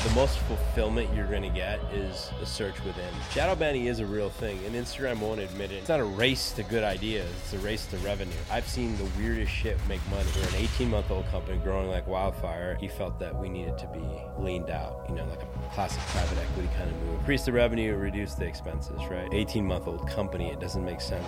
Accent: Silicon Valley, California, United States; moved away; also born or lived in India / Los Angeles; I'm from Silicon Valley, so I lived up north in San Francisco.

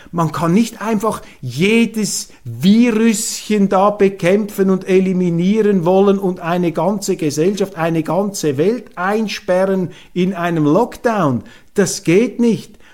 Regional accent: Switzerland; als Schweizer

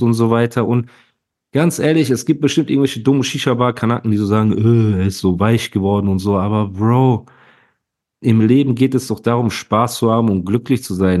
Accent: Heidelberg, Baden-Württemberg, Germany; als Heidelberger

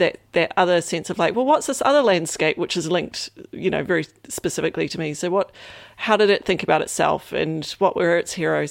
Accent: New Zealand; coming from New Zealand specifically, um, or a bit growing up in New Zealand

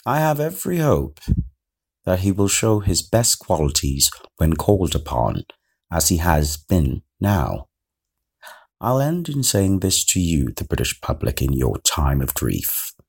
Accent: Trinidad & Tobago; now in United Kingdom; My home country, Trinidad and Tobago

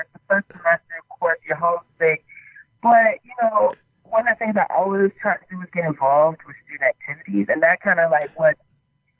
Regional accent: South Florida, United States; moved away as an adult; now in Baltimore, United States; I actually was born and raised in Florida

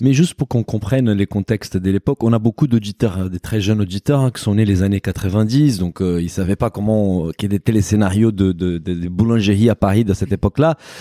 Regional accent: Brazil; je suis brésilien

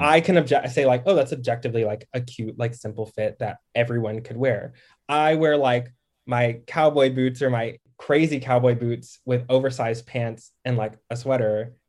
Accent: Dallas, Texas, United States; also born or lived in Harlem, New York; now in Brooklyn, United States; I'm from DFW, like Dallas.

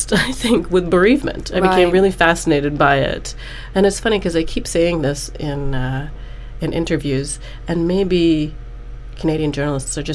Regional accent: Singapore; moved away; my experiences of growing up in Singapore

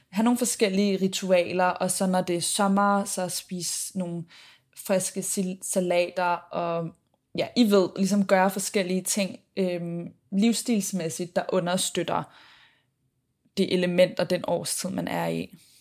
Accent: Copenhagen, Capital Region of Denmark, Denmark; moved away as an adult; now in Sydney, Australia; jeg blandt andet har været hjemme i København

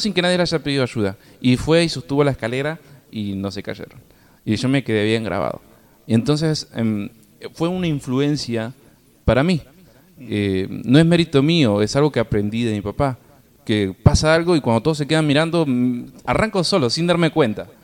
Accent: Argentina; como los argentinos estamos tan acostumbrados, de bebé tomamos mates

